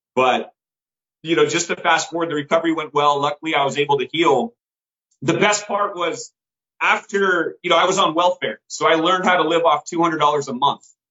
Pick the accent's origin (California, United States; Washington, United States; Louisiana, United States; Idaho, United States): California, United States; Bay Area; I grew up in California